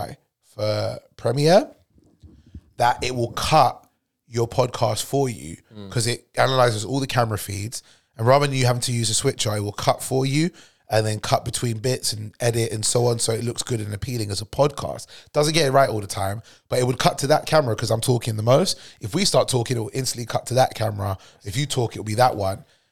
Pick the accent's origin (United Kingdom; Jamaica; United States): United Kingdom; I'm British born